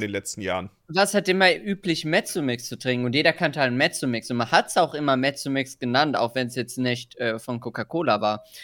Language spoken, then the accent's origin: German; Ruhr area, North Rhine-Westphalia, Germany; now in Lower Saxony, Germany; ich komme ja aus NRW, aus dem Ruhrpott